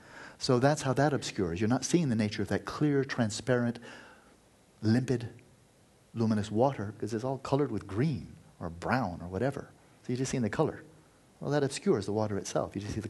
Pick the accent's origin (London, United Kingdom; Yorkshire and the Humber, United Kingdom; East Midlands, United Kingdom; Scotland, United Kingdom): Scotland, United Kingdom; also born or lived in United States; And yeah, I was raised in Scotland and America, and I come from a happy family and so forth